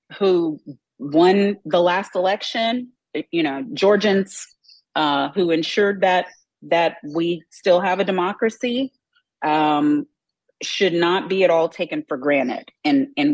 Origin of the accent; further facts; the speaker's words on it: Texas, United States; I'm from Texas